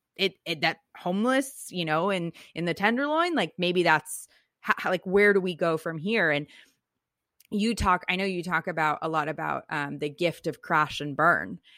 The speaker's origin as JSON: {"language": "English", "area": "Silicon Valley, Bay Area", "region": "California", "country": "United States", "tie": "born or raised there", "said": "I grew up in Silicon Valley"}